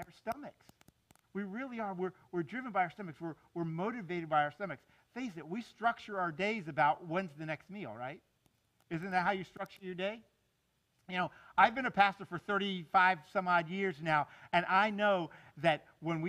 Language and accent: English; South Florida, United States; I grew up down here in South Florida